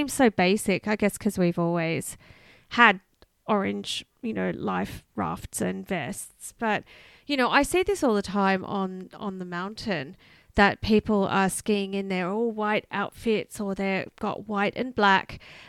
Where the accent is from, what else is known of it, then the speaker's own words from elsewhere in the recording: Australia; we grew up in Australia.